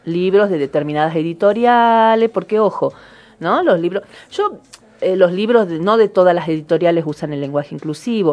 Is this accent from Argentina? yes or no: yes; Argentina; nosotros como argentinos